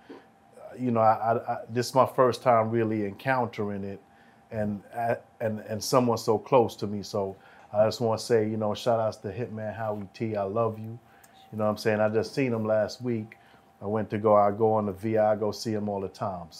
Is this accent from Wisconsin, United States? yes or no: no; New York City, New York, United States; I'm from Church and 31st